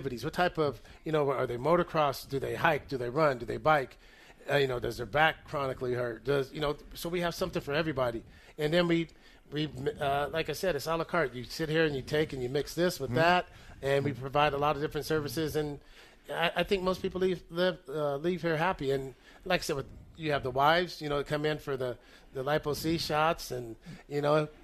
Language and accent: English; Northern California, United States; we're both from Northern California